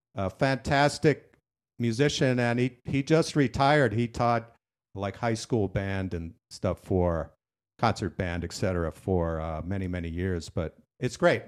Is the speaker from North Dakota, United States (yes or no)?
yes; Dickinson, North Dakota, United States; I grew up in Dickinson, North Dakota, a very small rural